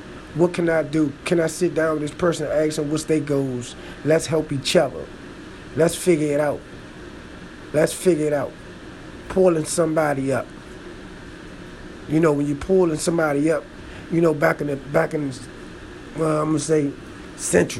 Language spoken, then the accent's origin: English; Washington, District of Columbia, United States; I'm from Washington, D.C., so, man, you know, in the district